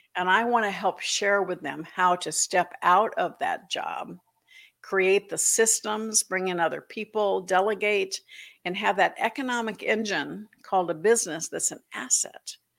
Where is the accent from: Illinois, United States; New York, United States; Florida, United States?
Florida, United States; moved away; also born or lived in Atlanta; growing up in Florida